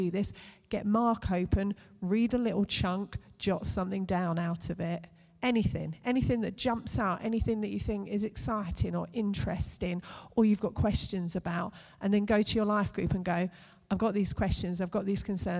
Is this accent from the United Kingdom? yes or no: yes; United Kingdom